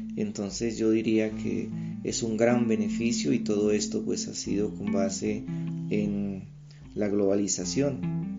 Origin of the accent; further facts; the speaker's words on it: Bolívar, Cauca, Colombia; now in Bogotá, Colombia; nací en Bolívar Cauca, exactamente en la vereda de Chalguayaco, soy campesino orgullosamente